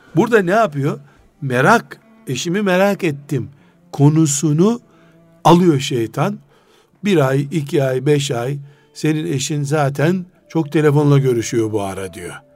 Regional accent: Black Sea Region, Turkey; biz Karadenizliyiz

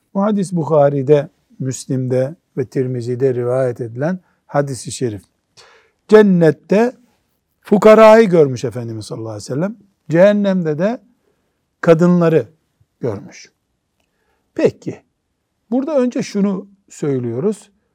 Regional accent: Black Sea Region, Turkey; born or raised there; moved away

